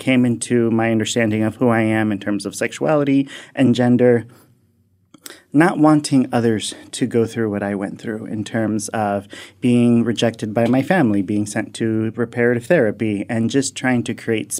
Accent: Miami, Florida, United States; now in Athens, Ohio, United States; I was born and raised in Miami, Florida, and into a Hispanic household, a Latino household

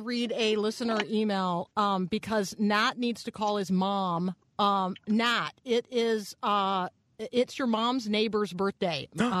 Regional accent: Tampa, Florida, United States; I grew up in Tampa, so Busch Gardens was, you know, the most local of theme parks.

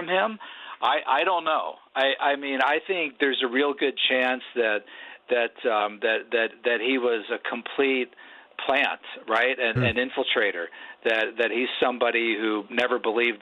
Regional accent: Pittsburgh, Pennsylvania, United States; my hometown of Pittsburgh

